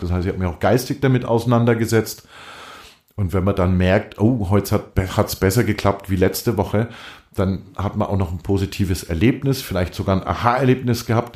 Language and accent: German; Germany; bei uns in Deutschland